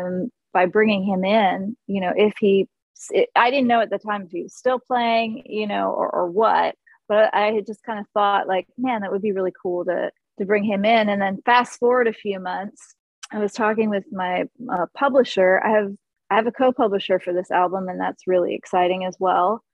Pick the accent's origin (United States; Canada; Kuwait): United States; Florida; I'm from the Orange Blossom State.